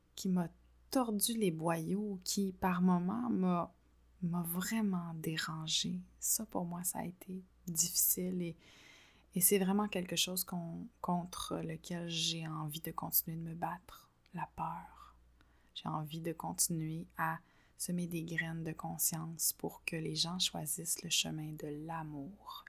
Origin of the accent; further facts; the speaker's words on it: Quebec, Canada; also born or lived in France; je suis rentrée au Québec